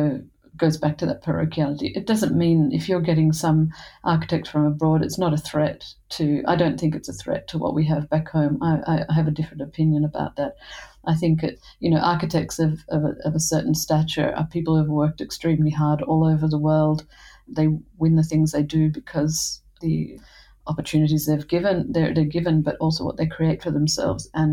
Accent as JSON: {"language": "English", "country": "Australia", "also_born_or_lived": "Italy", "moved": "as an adult", "said": "an Australian architect, because I've been educated in a place where people invest in young people"}